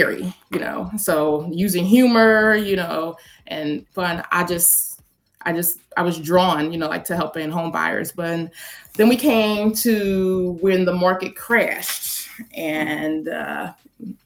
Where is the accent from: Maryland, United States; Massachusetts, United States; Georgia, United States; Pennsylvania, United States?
Pennsylvania, United States; Philadelphia; I'm from Philadelphia, so I got licensed in Delaware